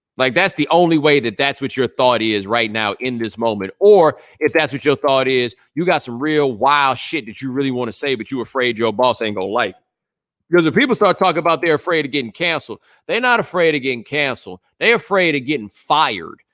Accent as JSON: {"language": "English", "town": "Houston", "region": "Texas", "country": "United States", "said": "I'm from Houston"}